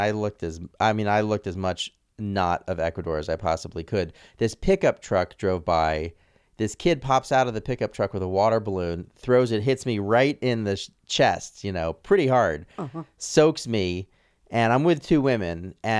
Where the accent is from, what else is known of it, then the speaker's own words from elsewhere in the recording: Santa Fe, New Mexico, United States; also born or lived in New York; I grew up in Santa Fe. So after New York, went to Santa Fe, New Mexico. So as a white kid, I was a minority.